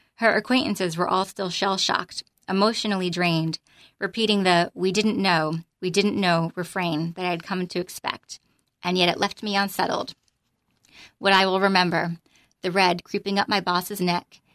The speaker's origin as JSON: {"language": "English", "town": "Freehold", "region": "New Jersey", "country": "United States", "tie": "born or raised there", "also_born_or_lived": "North Carolina", "moved": "as an adult", "said": "I grew up in the Freehold area"}